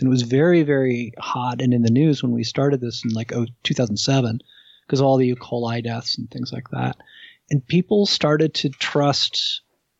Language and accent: English; New Jersey, United States; I grew up in New Jersey